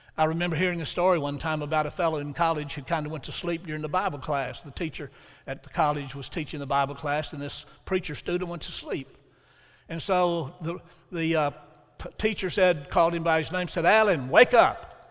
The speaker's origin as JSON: {"language": "English", "town": "Huntsville", "region": "Alabama", "country": "United States", "tie": "born or raised there", "also_born_or_lived": "Milan", "moved": "as an adult", "said": "Huntsville, which was my hometown. I'd grown up there"}